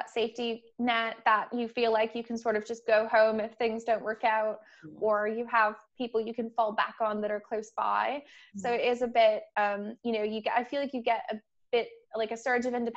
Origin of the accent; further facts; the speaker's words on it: Canada; moved away as an adult; also born or lived in Toronto; now in London, United Kingdom; I'm Canadian, grew up in Canada, lived there till I was just under 25